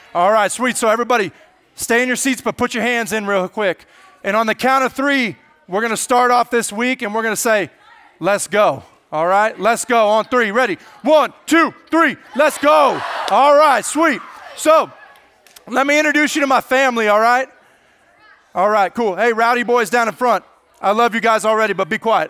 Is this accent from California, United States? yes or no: yes; Lodi, California, United States; I grew up in the amazing town of Lodi, California